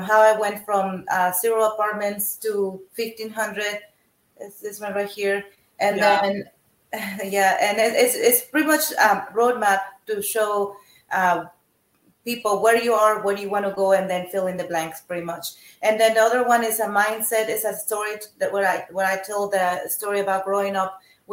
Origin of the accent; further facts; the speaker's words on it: Mexico; now in United States; I'm originally from Mexico